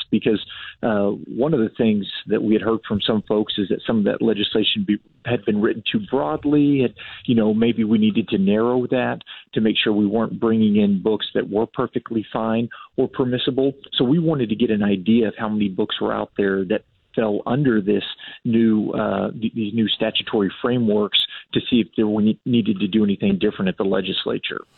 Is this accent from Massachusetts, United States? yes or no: no; San Antonio, Texas, United States; I grew up in San Antonio and actually went to a Northeast ISD school